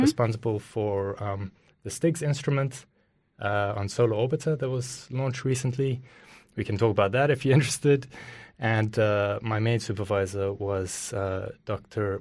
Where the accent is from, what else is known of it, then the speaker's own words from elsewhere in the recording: Johannesburg, Gauteng, South Africa; moved away; also born or lived in Cape Town; I was born in South Africa, uh, lived in Johannesburg